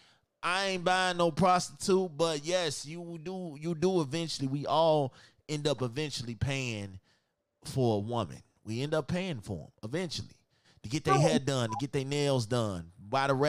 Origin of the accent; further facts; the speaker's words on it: Chicago, Illinois, United States; I'm from Chicago, and I'm probably the only dude from Chicago that don't dance, that don't footwork